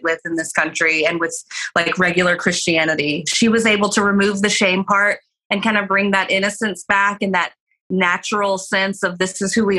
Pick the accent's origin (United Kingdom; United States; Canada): United States; Nashville, Tennessee; moved away as an adult; also born or lived in Los Angeles / San Francisco; as a kid growing up in Nashville, being related to Dolly Parton